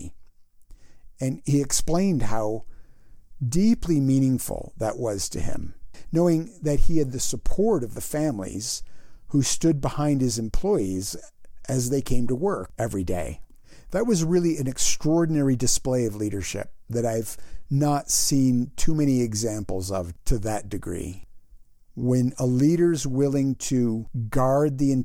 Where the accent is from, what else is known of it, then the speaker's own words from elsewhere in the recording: United States; also born or lived in Canada; I'm an American citizen